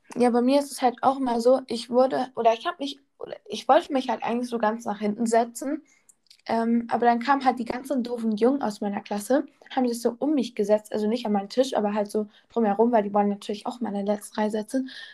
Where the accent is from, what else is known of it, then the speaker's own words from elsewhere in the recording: North Rhine-Westphalia, Germany; first language German; now in Bavaria, Germany; Ja, ich wohne in Bayern, aber ich komme eigentlich aus Nordrhein-Westfalen